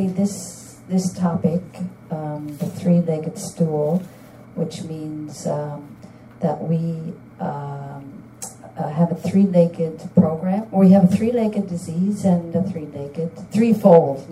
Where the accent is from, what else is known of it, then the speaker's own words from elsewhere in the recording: St. John's, Newfoundland and Labrador, Canada; now in Ottawa, Canada; I'm originally from St. John's, Newfoundland